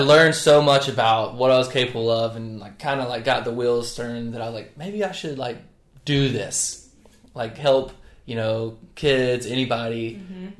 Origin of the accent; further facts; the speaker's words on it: North Carolina, United States; now in Charleston, United States; I grew up in North Carolina, the better of the Carolinas